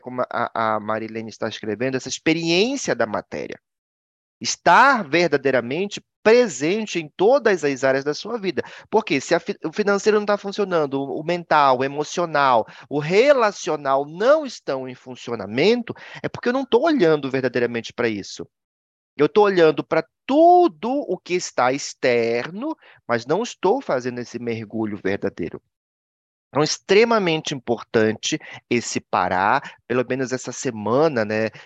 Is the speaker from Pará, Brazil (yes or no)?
yes; Marajó, Pará, Brazil; moved away; also born or lived in Belém, Pará; Eu sou marajoara. Né, que nasceu realmente ali no Marajó. E claro, depois eu me mudei para Belém